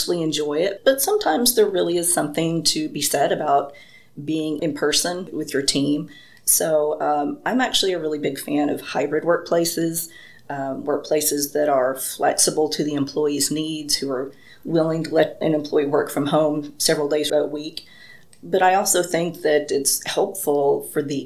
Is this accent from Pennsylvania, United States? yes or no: no; Paducah, Kentucky, United States; moved away as an adult; now in Limestone County, Alabama, United States; I am originally from Paducah, Kentucky